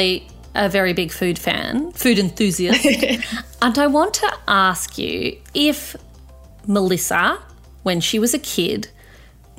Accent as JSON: {"language": "English", "country": "Australia", "tie": "born or raised there", "said": "I am also a kid who grew up in Australia with parents who weren't from this country"}